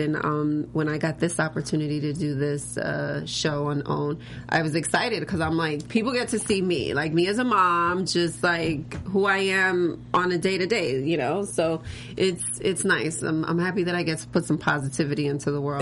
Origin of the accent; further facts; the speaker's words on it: New York, United States; also born or lived in Florida; now in Los Angeles, United States; I was born and raised in New York, but then I moved to Florida. So then I was there for like seven years, and then I moved here